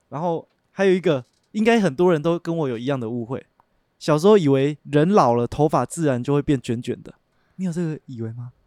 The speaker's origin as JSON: {"language": "Chinese", "region": "Yunlin County", "country": "Taiwan", "tie": "born or raised there", "also_born_or_lived": "Xinying, Tainan", "said": "我们老家在云林嘛， 我爸妈工作的地方是在台南的新营"}